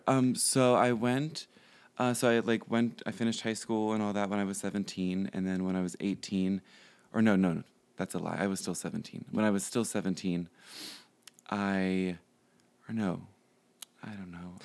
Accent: Pittsburgh, Pennsylvania, United States; moved away as an adult; now in Chicago, United States; I am from Pittsburgh

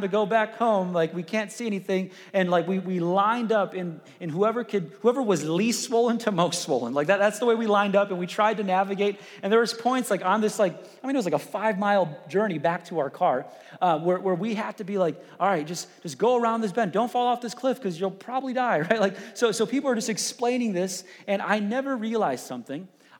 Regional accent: Chicago, Illinois, United States; I grew up in Chicago

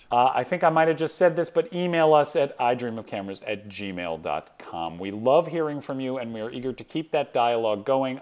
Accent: Atlanta, Georgia, United States; moved away; my hometown of Atlanta

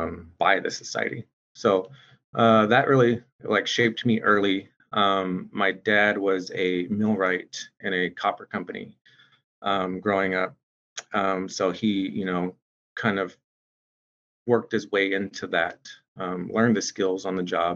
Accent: Shawnee, Oklahoma, United States; moved away as an adult; now in Seattle, United States; I grew up in Shawnee, Oklahoma, amongst the Sac and Fox Nation, amongst my people. And, you know, I was born and raised there.

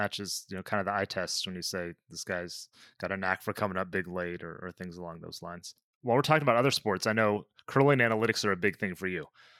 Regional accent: United States; as an American

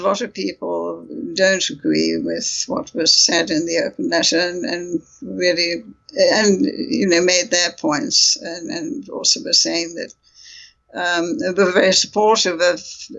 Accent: United Kingdom; I have strong feelings about this because I'm British Indian myself.

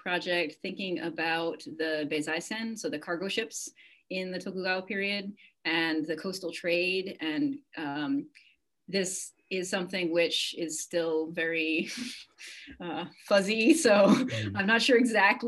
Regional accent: Cape Cod, Massachusetts, United States; moved away; I grew up on the ocean. I grew up in Massachusetts on Cape Cod

